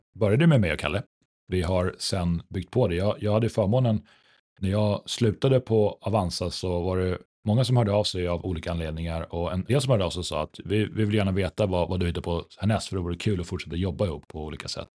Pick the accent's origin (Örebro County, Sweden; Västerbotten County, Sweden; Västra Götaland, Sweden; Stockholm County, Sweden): Västerbotten County, Sweden; Umeå; moved away; född och uppvuxen i Norrland. Om en aningen lägre ner på kartan